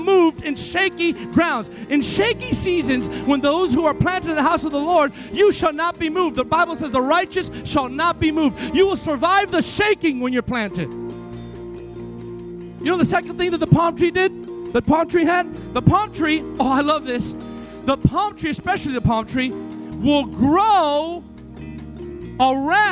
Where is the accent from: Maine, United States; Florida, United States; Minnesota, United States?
Florida, United States; Miami; my hometown, Miami